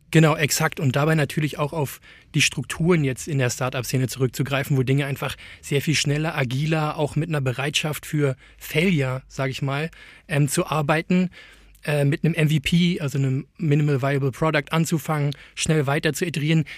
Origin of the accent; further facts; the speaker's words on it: Germany; als Deutscher